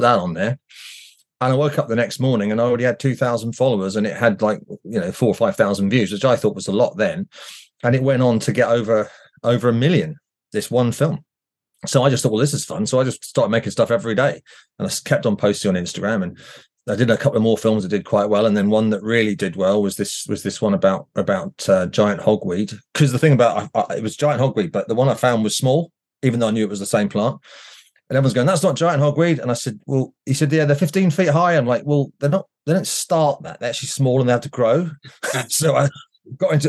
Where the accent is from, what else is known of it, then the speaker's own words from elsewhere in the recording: New Forest, South East England, United Kingdom; I grew up in the New Forest many, many years ago